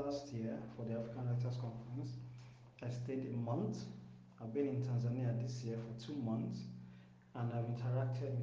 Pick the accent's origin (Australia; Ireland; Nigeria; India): Nigeria; I am from Nigeria.